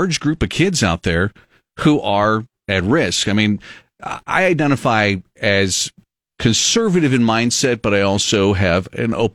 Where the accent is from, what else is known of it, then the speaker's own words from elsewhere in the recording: Texas, United States; growing up in Texas